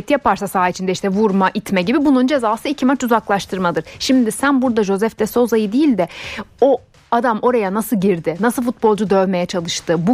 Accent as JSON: {"language": "Turkish", "region": "Ankara", "country": "Turkey", "tie": "born or raised there", "said": "Ben de Ankaralıyım. Zaten ikimiz de TED Ankara Koleji"}